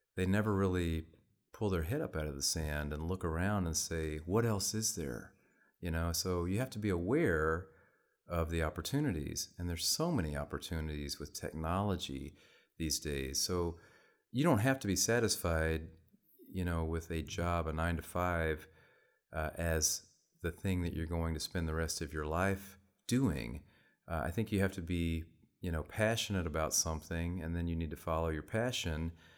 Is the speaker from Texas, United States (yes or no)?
yes; Texas, United States; moved away as an adult; also born or lived in Reno, Nevada; I'm from Texas originally, so I'd never really lived anywhere